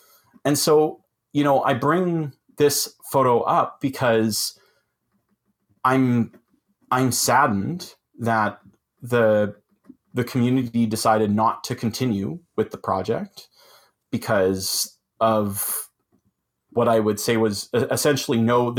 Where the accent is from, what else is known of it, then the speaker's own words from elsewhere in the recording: Collingwood, Ontario, Canada; So this was an example from my hometown here in Collingwood